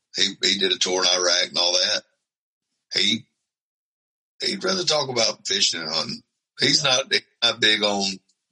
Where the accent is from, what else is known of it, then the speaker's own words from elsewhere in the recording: United States; the friend group I grew up with in Franklin County